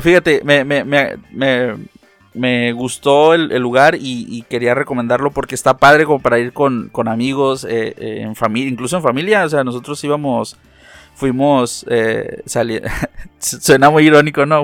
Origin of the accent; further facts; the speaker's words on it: Mexico; no todos los mexicanos hablamos con con ese acento